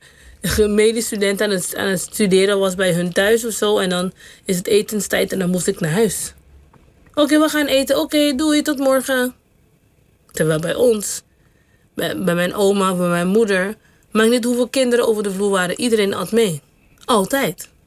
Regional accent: Caribbean Netherlands; moved away as an adult; also born or lived in Curaçao; now in Netherlands; Vooral dat ik gewoon van een klein eilandje. Je zei geboren op Sint Eustatius, maar ik ben geboren op Curaçao. Nou, maar op Sint Eustatius

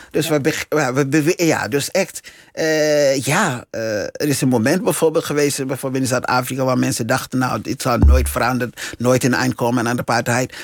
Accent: Liberia; Dutch is a second language; now in Netherlands; in het land waar ik geboren ben en eh, eh, deels opgegroeid ben

